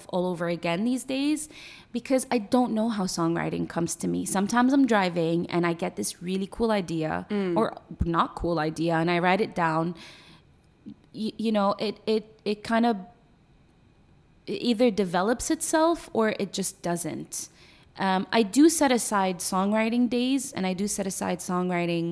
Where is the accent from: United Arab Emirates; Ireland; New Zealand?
United Arab Emirates; Sharjah; also born or lived in Iraq; now in Dubai, United Arab Emirates; I was raised in Sharjah, and then we. By the time I was 17, we moved to Dubai